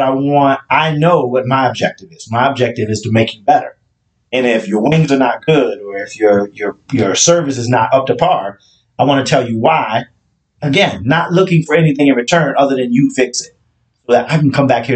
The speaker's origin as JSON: {"language": "English", "region": "Alabama", "country": "United States", "moved": "yes", "lives_now": "Maryland, United States", "said": "I'm from Alabama"}